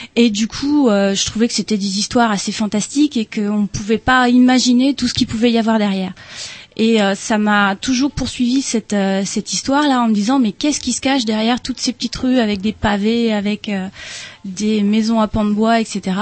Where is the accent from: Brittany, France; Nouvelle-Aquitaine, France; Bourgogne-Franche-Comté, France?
Brittany, France; Rennes; Moi, je suis rennaise.